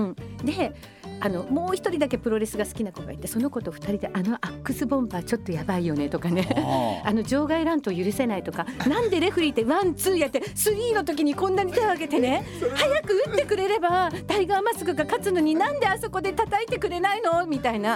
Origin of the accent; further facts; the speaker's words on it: Komaki, Aichi, Japan; 生まれというか育ちは愛知県の小牧市